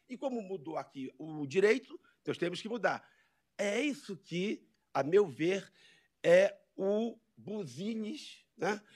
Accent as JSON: {"language": "Portuguese", "region": "Amazon", "country": "Brazil", "said": "Eu venho lá da Amazônia. Né? Eu, eu, saio da minha, da minha floresta"}